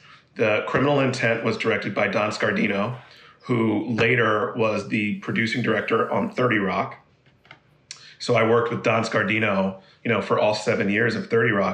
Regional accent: Monterey, California, United States; moved away; also born or lived in Philadelphia, Pennsylvania; we moved when I was 2 or 3 years old to Monterey, California, Central California. And we lived there from when I was 3 years old to I was 11

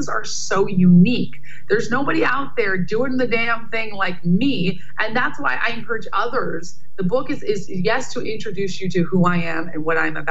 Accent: New York, United States; I'm from New York

